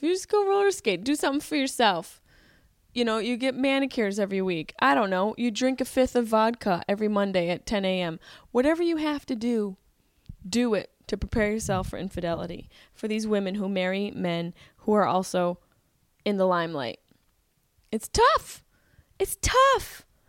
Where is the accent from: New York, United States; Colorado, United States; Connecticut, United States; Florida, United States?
New York, United States; Syracuse; growing up in Syracuse, like, I went to Hanover High School